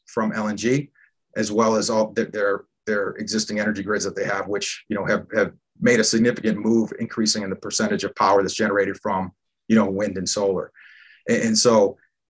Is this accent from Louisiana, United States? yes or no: no; Massachusetts, United States; moved away; I grew up in Massachusetts